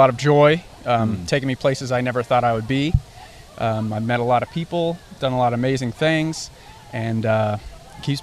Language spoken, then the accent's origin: English; Blairsville, Georgia, United States; also born or lived in Florida; I was born in Florida and raised in Blairsville, Georgia.